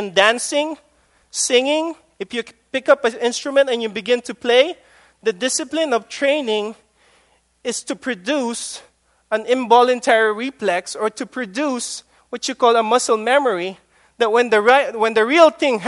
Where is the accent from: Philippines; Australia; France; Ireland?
Philippines; moved away; My teenage years I spent in the Philippines